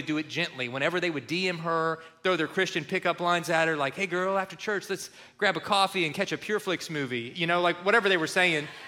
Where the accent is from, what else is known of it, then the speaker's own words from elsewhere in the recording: Kentucky, United States; where we grew up in Kentucky